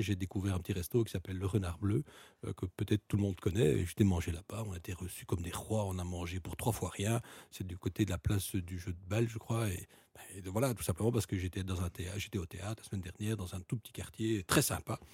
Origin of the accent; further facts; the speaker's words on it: Belgium; on est une petite nation, un petit pays euh, multilingue